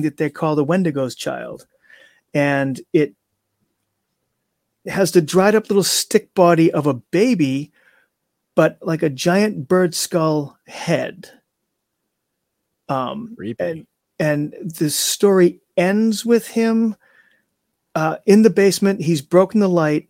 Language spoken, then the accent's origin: English; Salem, United States; born or raised there